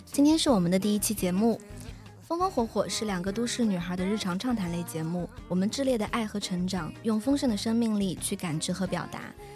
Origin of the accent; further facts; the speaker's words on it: Sichuan, China; 我们都是九六年，现在在接近三十岁的这样的一个路途上。嗯，那我是来自于，啊，四川某个著名的小吃的城市